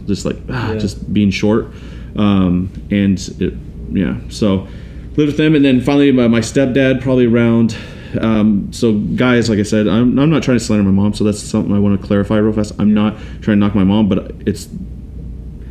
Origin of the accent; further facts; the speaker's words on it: Auburn, Washington, United States; also born or lived in Tacoma, Washington / Des Moines, Washington / Kent, Washington / Canada; I grew up in Auburn, Washington